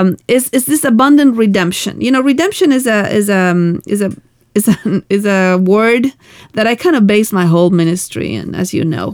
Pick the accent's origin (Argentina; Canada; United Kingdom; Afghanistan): Argentina; moved away; I come from Argentina where we. Um, we had really difficult political times uh-huh. uh, when I was growing up